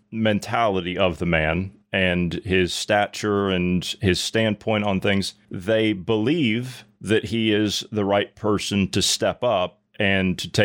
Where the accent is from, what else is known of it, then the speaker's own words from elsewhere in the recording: United States; me, of course, being an American growing up over there and living the culture and everything and seeing how it's changed over time and, you know, jumping back and forth.